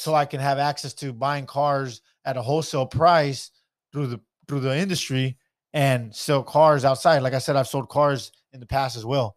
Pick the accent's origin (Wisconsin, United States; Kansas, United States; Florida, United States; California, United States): California, United States; Stockton; I'm from Stockton.